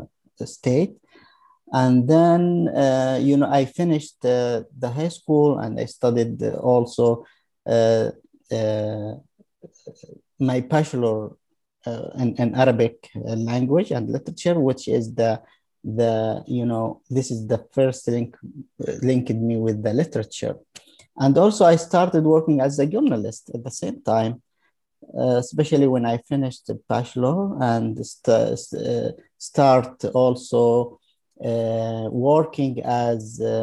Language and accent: English; Yemen; moved away as an adult; also born or lived in Sana'a, Yemen / Hadramaut, Yemen; now in Sweden; I came from Yemen. I was born there in 1979. Actually, my elementary school was in the village, in one of Yemeni village in the western part of Yemen